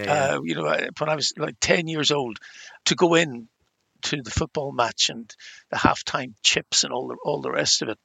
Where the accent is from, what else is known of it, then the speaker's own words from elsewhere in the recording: Ireland; accent: Irish; as you can tell from my accent, I'm Irish